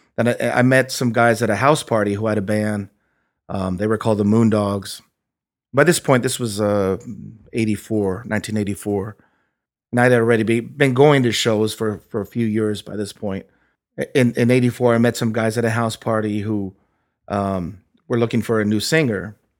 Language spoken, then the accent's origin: English; Anaheim, California, United States; also born or lived in Norwalk, California / Fullerton, California; I was born in Norwalk, California, um, in Los Angeles. Lived there for a little while as a kid, but my first memories are, um, living in Orange County, um, first in Fullerton, then Anaheim, where I still live now.